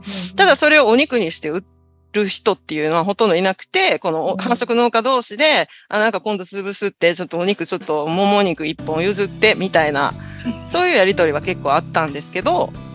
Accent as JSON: {"language": "Japanese", "region": "Osaka", "country": "Japan", "tie": "born or raised there", "moved": "as an adult", "lives_now": "Ishigaki, Japan", "said": "私は、出身は大阪出身"}